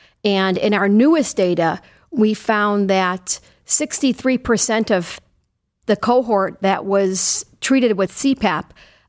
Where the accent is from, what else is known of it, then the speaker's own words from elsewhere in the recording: Chicago, Illinois, United States; Well, I'm originally from Chicago, and I did my medical school training and my neurology residency there.